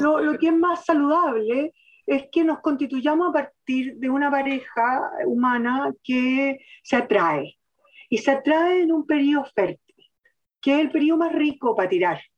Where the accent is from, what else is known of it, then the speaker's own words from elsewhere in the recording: Chile; nosotros, los chilenos, los chilenos, propiamente tal